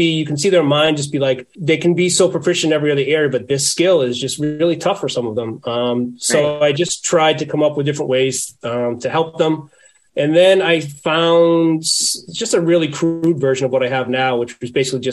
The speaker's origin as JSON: {"language": "English", "town": "Boston", "region": "Massachusetts", "country": "United States", "said": "I'm from the Boston area."}